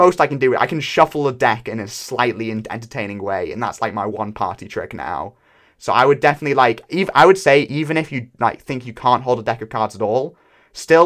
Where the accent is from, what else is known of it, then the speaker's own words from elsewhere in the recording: United Kingdom; I am British